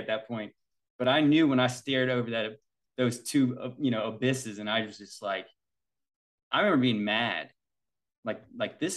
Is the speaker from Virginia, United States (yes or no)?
yes; Virginia, United States; So we're from Virginia.